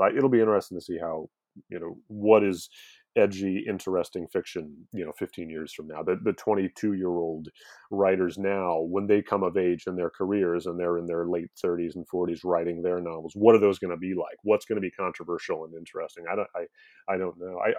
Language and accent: English; St. Louis, Missouri, United States; St. Louis, Missouri.